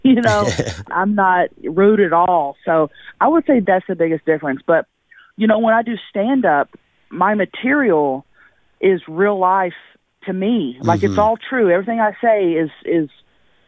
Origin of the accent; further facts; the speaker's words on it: Thackerville, Oklahoma, United States; growing up in Thackerville, Oklahoma